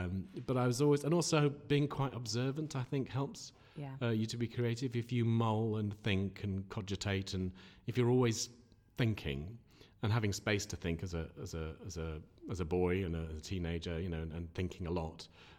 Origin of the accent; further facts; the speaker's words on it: Sheffield, Yorkshire and the Humber, United Kingdom; People don't believe I'm from Sheffield because of the way I speak. But I was born here. Hunter's Bar, yes. Well, lived in Hunter's Bar or just in Nether Edge. My mum was born and schooled, well, in Sheffield.